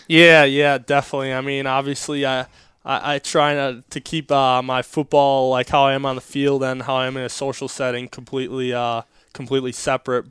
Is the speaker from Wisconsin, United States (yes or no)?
yes; Wisconsin, United States; now in Florida, United States; growing up in Wisconsin, I grew up hunting and fishing a lot